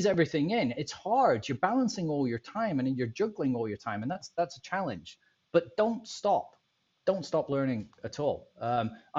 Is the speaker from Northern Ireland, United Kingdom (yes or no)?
no; Scotland, United Kingdom; now in Tampa, United States; I'm a Scottish guy